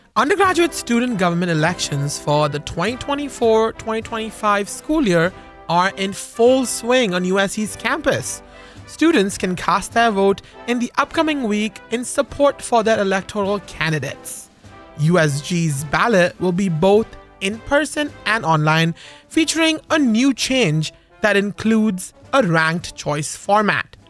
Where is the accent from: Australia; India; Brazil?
India; moved away; I grew up in India